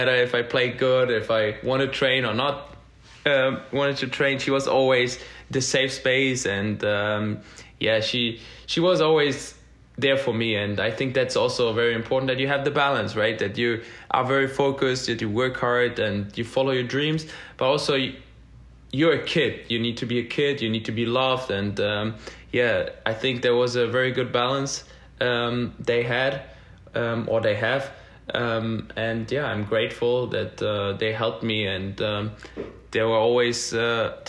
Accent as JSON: {"language": "English", "region": "Berlin", "country": "Germany", "tie": "born or raised there", "moved": "as an adult", "lives_now": "Nashville, United States", "said": "born and raised in Berlin"}